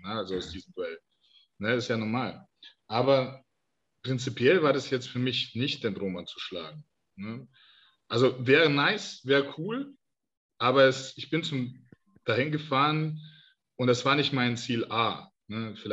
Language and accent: German; Denmark; ich aus Dänemark komme.